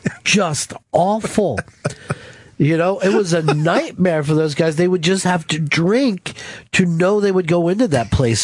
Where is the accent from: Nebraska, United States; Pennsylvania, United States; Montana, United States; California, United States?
Pennsylvania, United States; I'm from Delaware County originally and a lot of factories along there